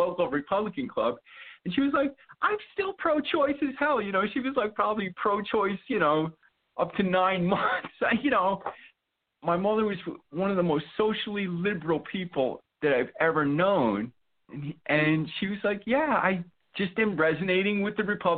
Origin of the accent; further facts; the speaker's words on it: New York City, New York, United States; I grew up in the New York City area